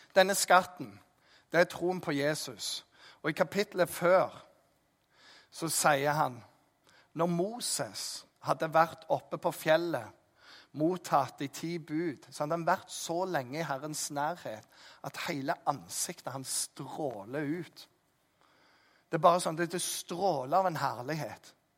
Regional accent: Jæren, Rogaland, Norway; jeg er jærbu

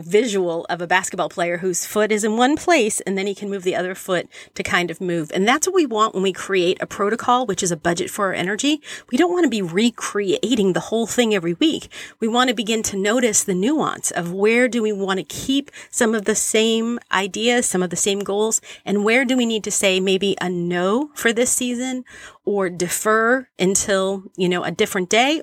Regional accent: Boston, Massachusetts, United States; I was a teenager in the eighties growing up in Boston

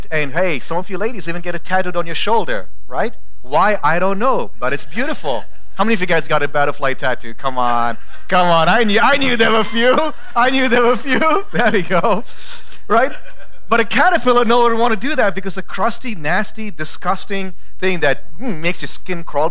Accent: India; now in Boise, United States; growing up in India, we had a lot of trees around my house

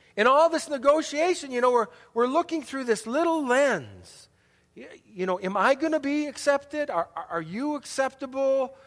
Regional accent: Milwaukee, Wisconsin, United States; also born or lived in Chicago, Illinois; third grade, we moved from Chicago to Milwaukee

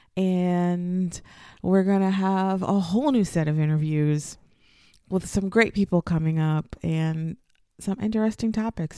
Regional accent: United States; moved away as an adult; now in Cairo, Egypt; I am an American

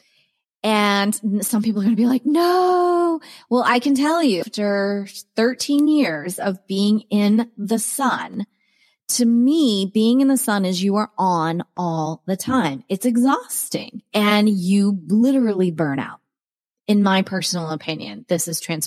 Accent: Cape Cod, Massachusetts, United States; moved away; also born or lived in Maryland / Rhode Island / Arizona; I grew up on Cape Cod. I went to school in Rhode Island on the ocean. With that, I was born in Maryland

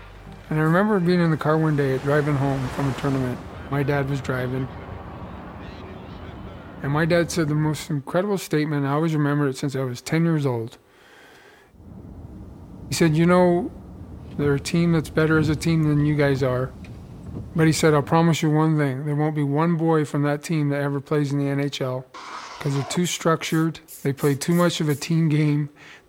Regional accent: Brantford, Ontario, Canada; In a minor hockey team in my hometown, Brantford, Ontario.

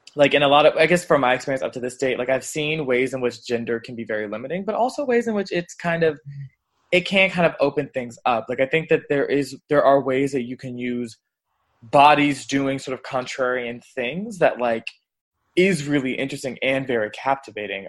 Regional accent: Atlanta, Georgia, United States; now in Washington, DC, United States; I live in DC right now, but I'm actually originally from Atlanta, Georgia.

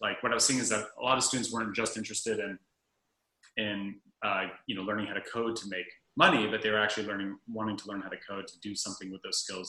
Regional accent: Berkeley, California, United States; also born or lived in Santa Barbara, California; I'm from Berkeley, California originally

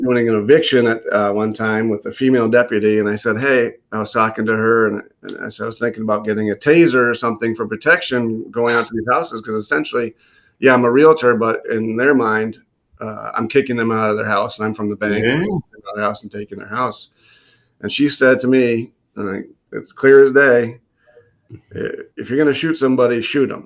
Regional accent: just outside of Boston, Massachusetts, United States; moved away as an adult; I grew up just outside of Boston

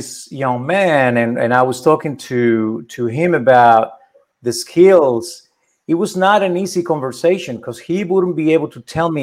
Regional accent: Spain; now in United States; I was born in Spain. I became a US citizen.

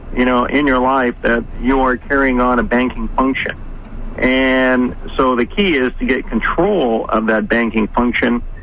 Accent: Canada; moved away as an adult; also born or lived in United States; I'm Canadian as well, but then moved to the United States

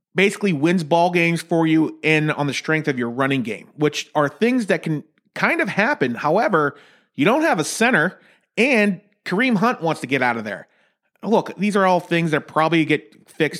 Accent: Pittsburgh, Pennsylvania, United States; my hometown of Pittsburgh

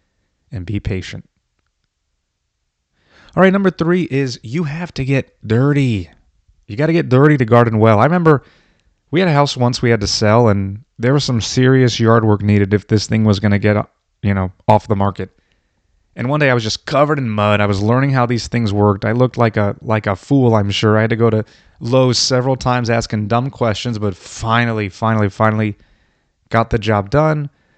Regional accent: Florida, United States; I grew up in Florida.

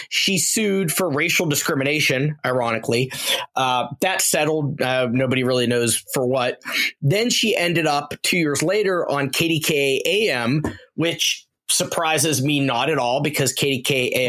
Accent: Pittsburgh, Pennsylvania, United States; my hometown of Pittsburgh.

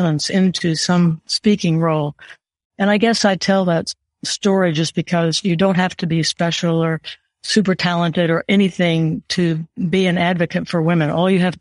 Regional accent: Oklahoma, United States; moved away as an adult; I was raised in Oklahoma and I couldn't wait to see it in my rearview mirror. And I left home when I was about 18

